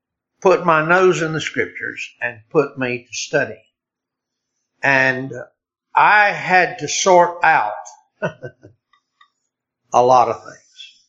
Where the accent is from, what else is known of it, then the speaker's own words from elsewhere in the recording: Deep South, United States; moved away as an adult; also born or lived in Republic of Ireland; I was born in the Deep South and into a Southern Baptist church. And I was reared Southern Baptist in a Southern Baptist church and never intended or expected, frankly, ever to be anything but a Southern Baptist.